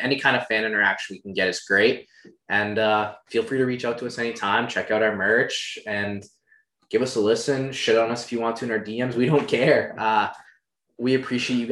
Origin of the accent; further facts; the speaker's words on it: United States; we're from America and that we're Americans